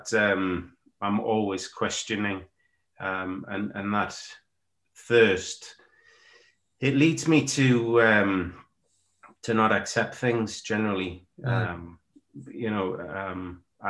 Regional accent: Consett, North East England, United Kingdom; where do I come from? A little town called Consett in the northeast of England, a steel-making town.

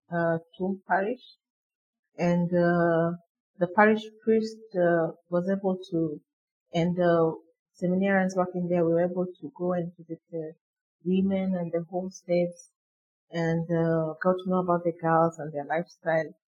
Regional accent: Nairobi, Kenya; I live in Nairobi. I grew up in Nairobi.

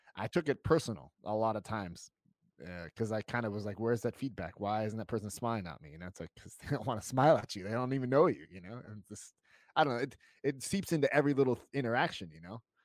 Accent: United States; moved away as an adult; now in Germany; I'm, I'm American

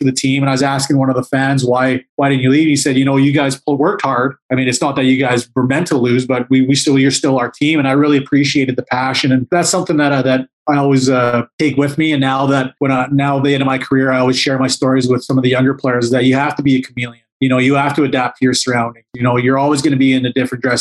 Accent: Treaty 7, Alberta, Canada; I'm a Blackfoot man. I'm from Treaty 7, and I'm not only representing myself but my family and my reserve.

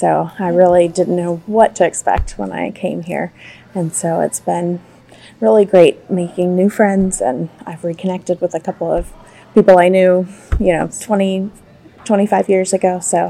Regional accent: Atlanta, Georgia, United States; And yeah. I'm from Atlanta, Georgia.

